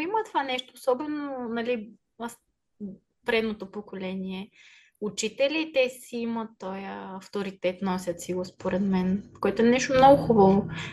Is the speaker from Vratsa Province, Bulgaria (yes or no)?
no; Sofia, Sofia City, Bulgaria; moved away as an adult; also born or lived in Yablanitsa (mother's origin); now in United States; Аз съм от София